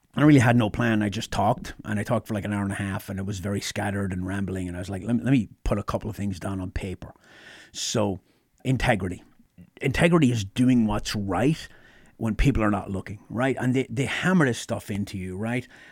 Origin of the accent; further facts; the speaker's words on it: Ireland; moved away as an adult; now in United States; I grew up in Ireland.